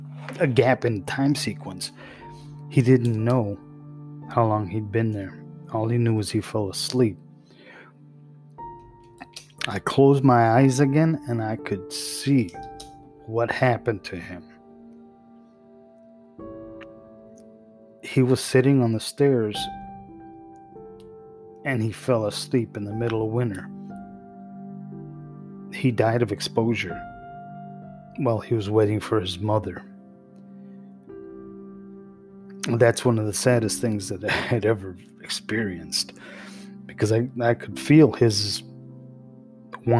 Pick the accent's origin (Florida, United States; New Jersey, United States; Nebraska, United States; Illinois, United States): Illinois, United States; Chicago; the back of the yards, a neighborhood I grew up in here in Chicago